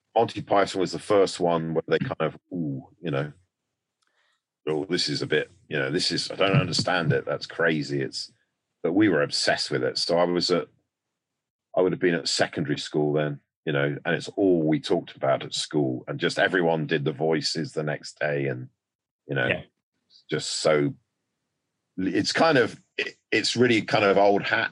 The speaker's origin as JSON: {"language": "English", "country": "United Kingdom", "said": "we're a nation of piss takers"}